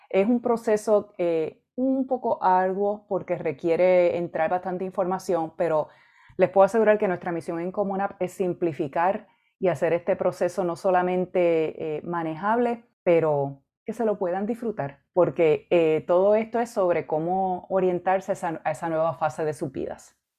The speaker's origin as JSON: {"language": "Spanish", "town": "Arecibo", "country": "Puerto Rico", "tie": "born or raised there", "also_born_or_lived": "Mayagüez, Puerto Rico / Michigan / Illinois", "moved": "as an adult", "said": "Yo me crié y, me eduqué en Puerto Rico. Yo viví en Arecibo, Puerto Rico, la mayor parte de mi vida."}